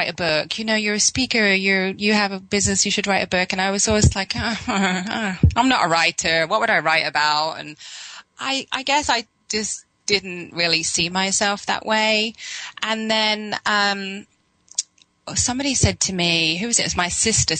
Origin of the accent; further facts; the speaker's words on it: England, United Kingdom; moved away; I was brought up in England